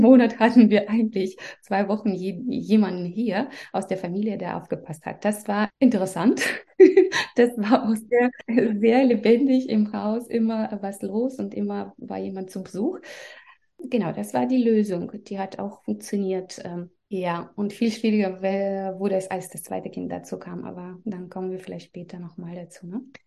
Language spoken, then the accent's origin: German; Belarus; German is a second language; moved away as an adult; also born or lived in Russia; now in Germany; ich komme aus Belarus